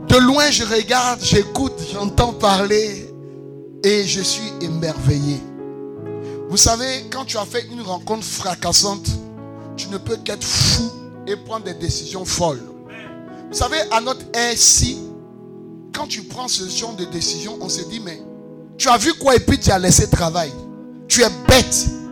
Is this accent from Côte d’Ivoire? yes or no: yes; Côte d’Ivoire; Pascal et moi, nous sommes enfants de Macori